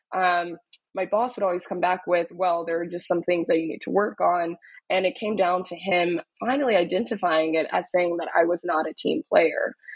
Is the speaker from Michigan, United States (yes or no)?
no; Dallas, Texas, United States; moved away as an adult; also born or lived in Austin, Texas; now in New York, United States; I'm originally from Dallas, Texas, um, was born and raised in Dallas